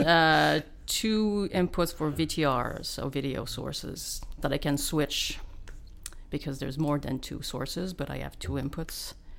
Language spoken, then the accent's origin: English; Val-David, Quebec, Canada; Laurentians, yeah, Val-David, Quebec